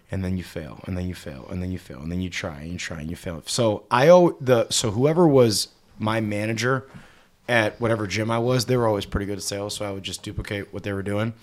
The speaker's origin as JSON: {"language": "English", "town": "Cleveland", "region": "Ohio", "country": "United States", "tie": "born or raised there", "also_born_or_lived": "Dallas, Texas", "moved": "as an adult", "said": "born and raised in Cleveland, Ohio"}